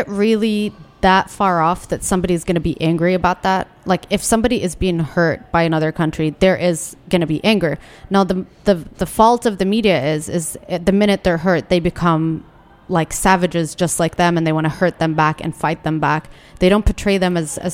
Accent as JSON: {"language": "English", "country": "Yemen", "tie": "born or raised there", "moved": "yes", "lives_now": "Washington, D.C., United States", "said": "I feel so hurt about losing my home country"}